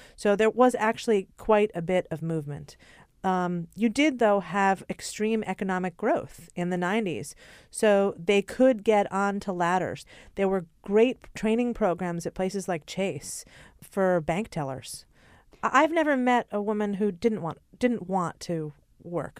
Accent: Hartford, Connecticut, United States; also born or lived in Japan; now in New York, United States; I'm from Hartford, Connecticut.

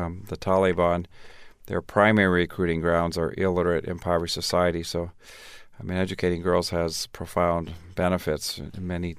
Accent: Tanzania; also born or lived in Minnesota; Well, I grew up in Tanzania. I was born in Minnesota, Garrison Keillor stock, Minnesota Norwegian Lutheran. But when I was 3 months old, my parents went to Tanzania.

